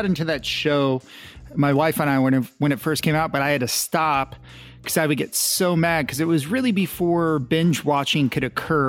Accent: Southern Illinois, United States; I grew up in Southern Illinois.

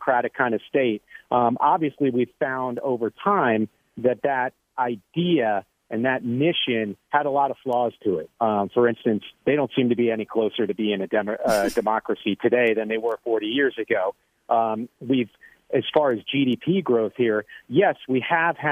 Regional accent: United States; as an American

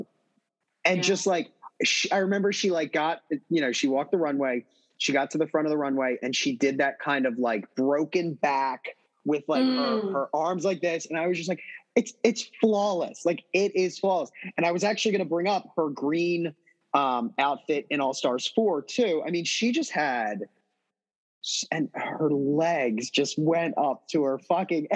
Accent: outside Philadelphia, Pennsylvania, United States; growing up outside Philadelphia, Pennsylvania

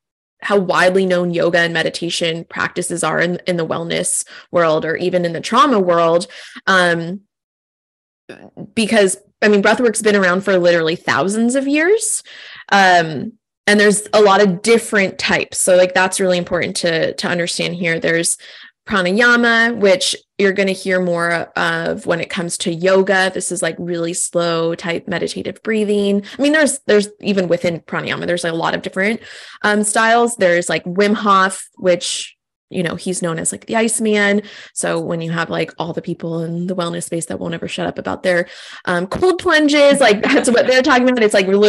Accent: California, United States; I think I'm originally from California, and like this style of breath work, these classes are like everywhere. And like now I'm on the East Coast

